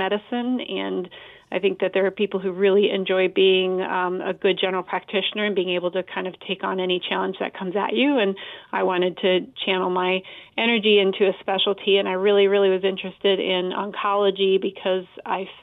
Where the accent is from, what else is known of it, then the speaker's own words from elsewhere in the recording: Colorado, United States; moved away; also born or lived in Missouri; I grew up in Colorado